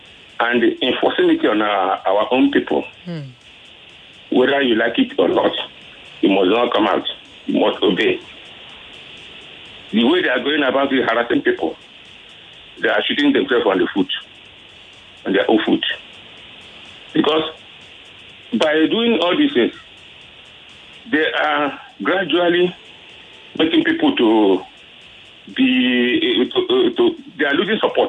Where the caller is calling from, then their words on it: Apapa, Lagos, Nigeria; I'm calling from Apapa.